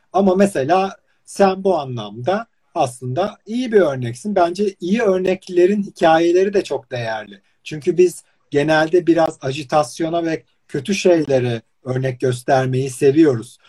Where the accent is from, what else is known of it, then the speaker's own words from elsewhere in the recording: İzmir, Turkey; ben mesela İzmir'de doğup büyüdüm